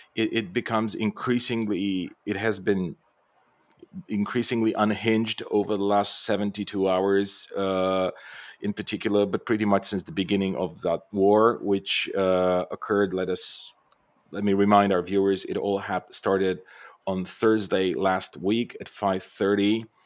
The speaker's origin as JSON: {"language": "English", "country": "Bulgaria", "tie": "born or raised there", "said": "I'm Bulgarian by birth, so I come from the Balkans"}